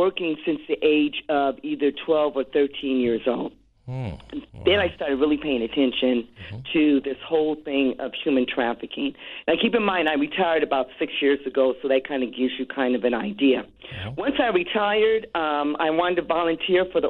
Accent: Los Angeles, California, United States; I'm born and raised in Los Angeles, third generation

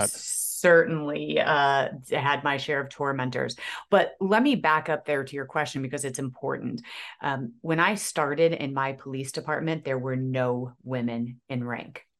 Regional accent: Aurora, Illinois, United States; I'm born and raised in Aurora, Illinois

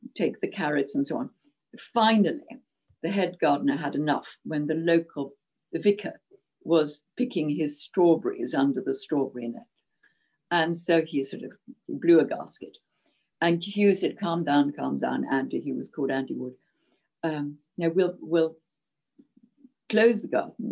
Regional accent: Zimbabwe; born or raised there; English is a second language; moved away as an adult; now in Scotland, United Kingdom

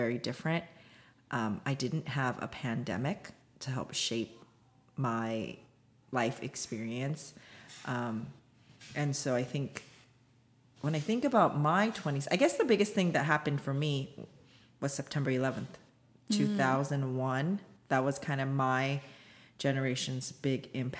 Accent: United States; also born or lived in South Korea; we immigrated here when I was one in the early 80s.

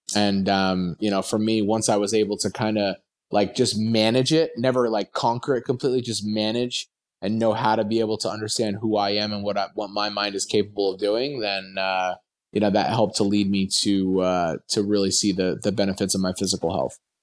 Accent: New Jersey, United States; I grew up in Jersey

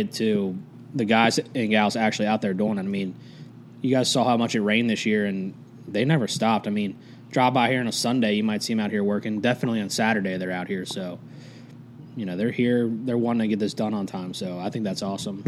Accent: Cincinnati, Ohio, United States; now in Shelbyville, United States; I am originally from Cincinnati, Ohio

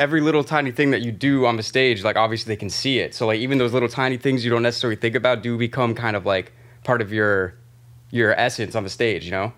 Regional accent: by Tampa, Florida, United States; now in New York, United States; I'm, I'm from Florida

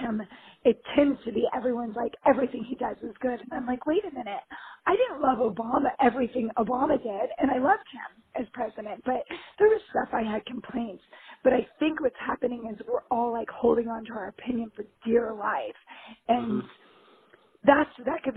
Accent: Los Angeles, California, United States; I'm from L.A.

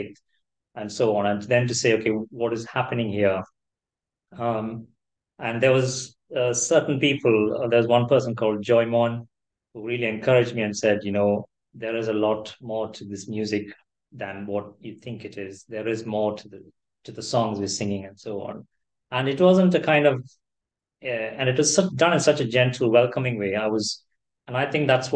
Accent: Kerala, India; moved away as an adult; also born or lived in Chennai; now in United Kingdom; growing up in Kerala

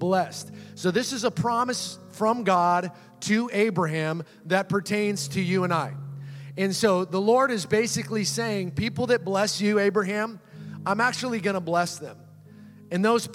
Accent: Seattle, Washington, United States; also born or lived in Orange County, California; now in California, United States; I grew up in Seattle, Washington

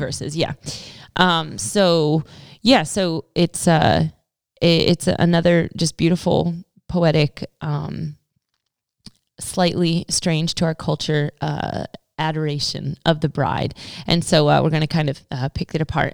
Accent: United States; as an American

